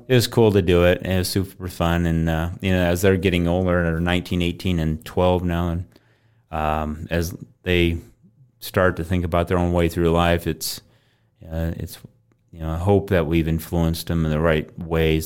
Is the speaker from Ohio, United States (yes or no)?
no; Coon Rapids, Iowa, United States; grew up in Coon Rapids, Iowa.